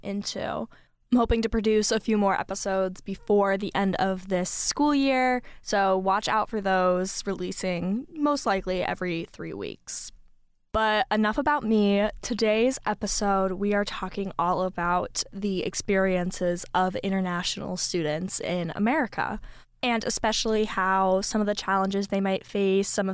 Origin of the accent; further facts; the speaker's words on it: Northeast United States, United States; I grew up in the United States. I've always lived here. I've always actually lived in the Northeast region of the United States